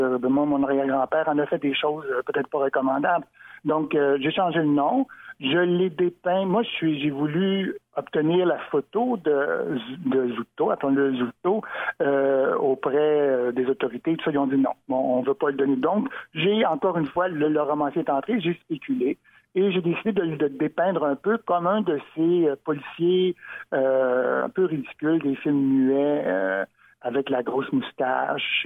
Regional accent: Montreal, Quebec, Canada; Moi qui suis né à Montréal, comme ma mère d'ailleurs, donc je suis Montréalais, le pur béton

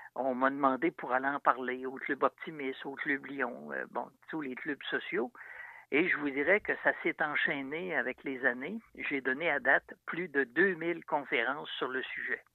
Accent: Saint-Romuald, Quebec, Canada; je suis natif de Saint-Romuald. Quand j'étais jeune, je demeurais près du fleuve.

